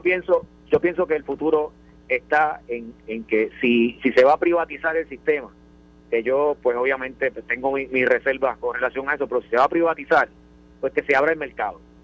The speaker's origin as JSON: {"language": "Spanish", "town": "Villalba", "country": "Puerto Rico"}